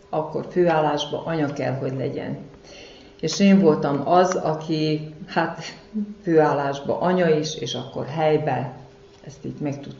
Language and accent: Hungarian; Kishegyes, Vojvodina, Serbia; igazi kishegyesnek tartom magam, mivel itt születtem. Amíg dolgoztam, itt helyben dolgoztam, és mai napig itt élek, itt lakom.